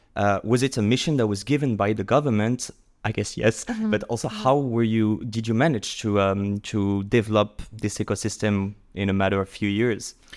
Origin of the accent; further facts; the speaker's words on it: France; accent: French; English is a second language; My accent is French, so I am French